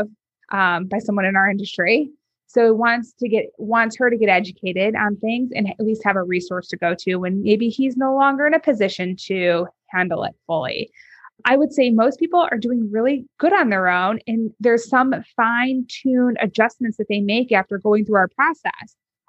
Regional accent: North Shore of Chicago, Illinois, United States; I grew up on the North Shore of Chicago, very affluent suburbs

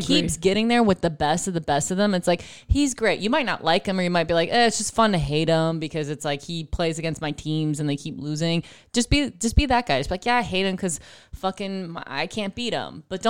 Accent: Buffalo, New York, United States; I'm from Buffalo, New York.

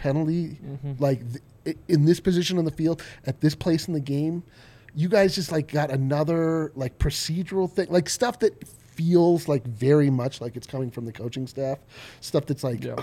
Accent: Denver, Colorado, United States; I was raised in Denver, in Colorado

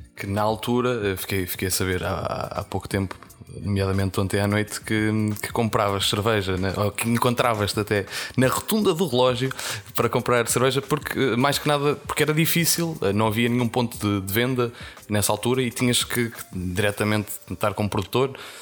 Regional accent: Portugal; nós enquanto portugueses

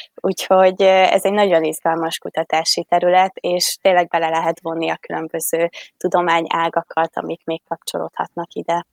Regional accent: Vas, Hungary; én az őrség mellett egy kis falucskában nőttem fel

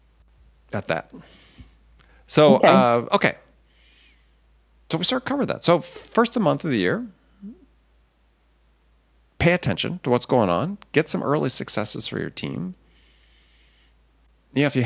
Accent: Midwest, United States; I grew up in the Midwest.

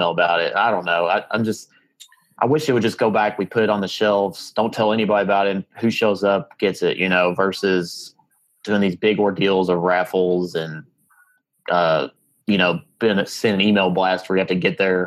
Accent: Bardstown, Kentucky, United States; my hometown

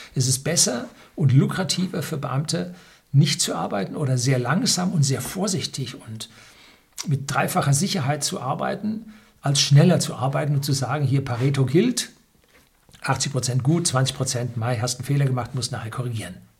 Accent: Germany; bei uns in Deutschland

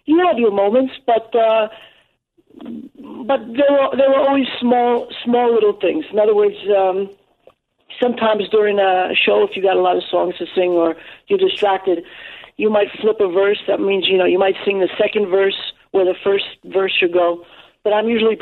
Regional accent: New York, United States; first language English; like many other New Yorkers, many fellow New Yorkers, just growing up in the city

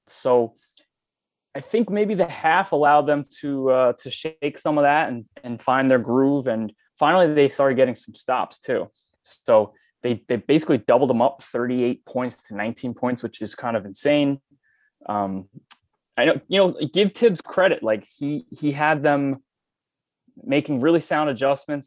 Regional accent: New York, United States; I grew up in New York

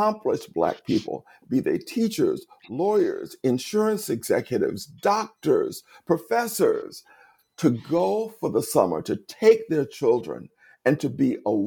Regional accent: the Jim Crow South, United States; I was born in segregation in the Jim Crow South

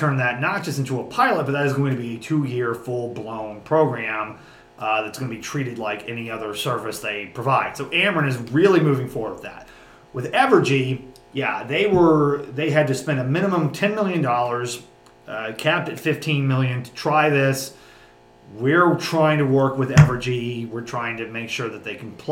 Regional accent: Southwest Missouri, United States; I'm from Southwest Missouri

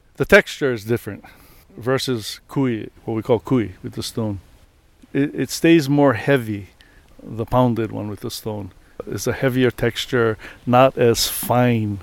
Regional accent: Hawaii, United States; not because I'm Hawaiian, I'm from here

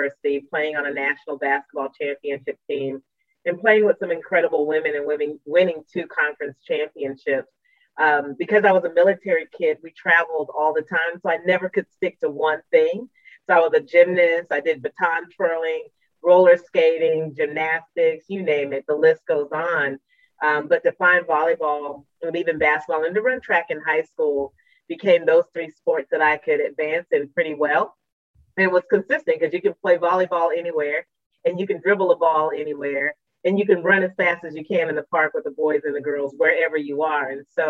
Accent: Colorado Springs, Colorado, United States; I'm from Colorado Springs, Colorado, where sports and living close to the Olympic Training Center was like a dream for a young girl like me

